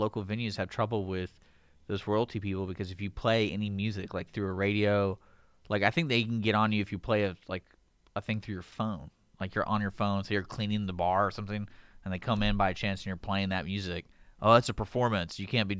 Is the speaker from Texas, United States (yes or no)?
yes; Houston, Texas, United States; also born or lived in Abilene, Texas; luckily I grew up near Houston or in Houston